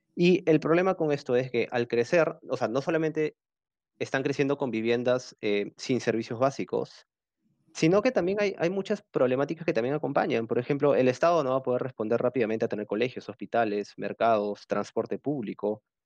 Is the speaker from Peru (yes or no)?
yes; Peru; como peruanos